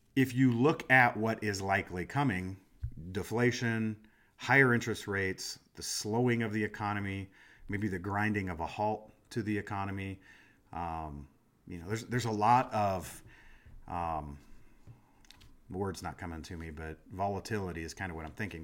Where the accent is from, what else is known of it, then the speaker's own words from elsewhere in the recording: Des Moines, Iowa, United States; moved away; I'm from Des Moines, Iowa, and I was in, I was back home recently